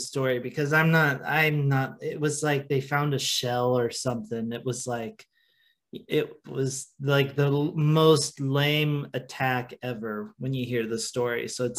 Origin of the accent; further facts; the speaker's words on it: Oregon coast, United States; moved away; I am a coastie. I am a Oregon coast born and raised, spent 18 years of my life living there. This is the farthest that I've ever lived from the ocean.